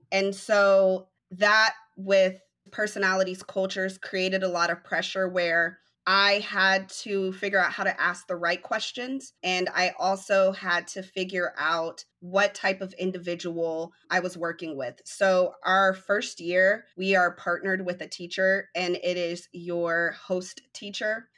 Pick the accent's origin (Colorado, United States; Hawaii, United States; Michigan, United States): Colorado, United States; Denver; now in Dallas, United States; I am originally from Denver, Colorado, and I'm currently reside in Dallas